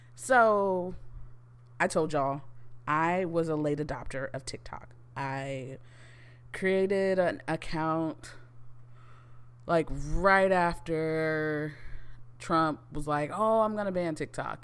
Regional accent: United States; we as American citizens

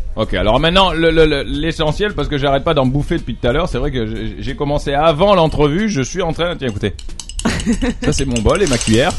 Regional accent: France; moi je suis français

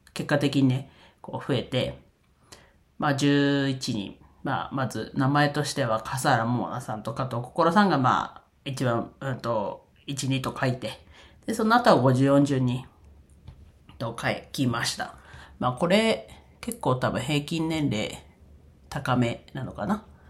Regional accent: Iwate, Japan; 自分の出身地である岩手

